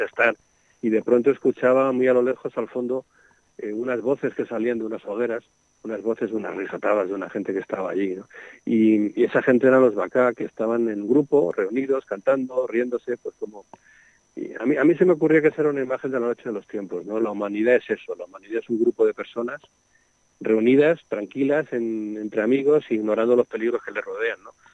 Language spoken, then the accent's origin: Spanish; Madrid, Community of Madrid, Spain; now in Segovia, Spain; Yo era un niño urbano, yo soy de Madrid, aunque vivo en Segovia, ¿no? Pero yo era un niño urbano de una barriada de Madrid